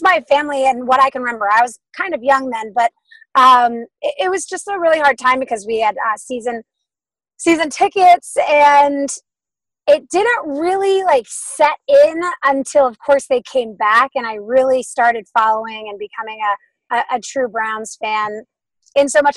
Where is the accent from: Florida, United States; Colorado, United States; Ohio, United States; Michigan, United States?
Ohio, United States; Cleveland; now in Los Angeles, United States; I grew up in Cleveland, um, a bit of the east side, so about 20 minutes from downtown